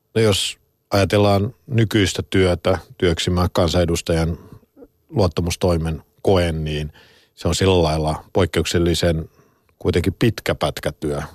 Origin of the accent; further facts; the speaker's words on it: Helsinki, Uusimaa, Finland; olen täällä Pasila studiosta, mä oon to, kotoisin tuosta noin 300 metrin päästä